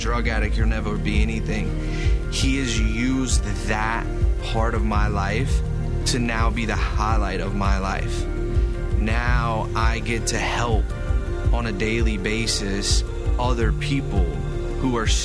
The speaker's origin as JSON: {"language": "English", "town": "Lincolnton", "region": "North Carolina", "country": "United States", "tie": "born or raised there", "said": "I'm from Lincolnton, North Carolina. I grew up in a small town going to church"}